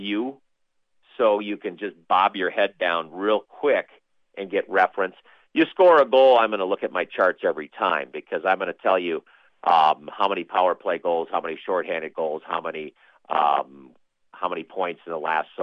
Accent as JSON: {"language": "English", "region": "Minnesota", "country": "United States", "also_born_or_lived": "Neosho, Missouri", "accent": "Minnesota talk", "moved": "as an adult", "said": "I'm back to Minnesota talk, you know, with the extra O's and A's"}